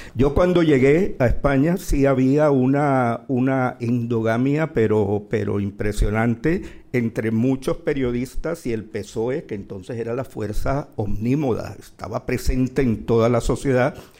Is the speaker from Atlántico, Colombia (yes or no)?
yes; Barranquilla, Atlántico, Colombia; moved away as an adult; now in Madrid, Spain; en mi ciudad natal que es Barranquilla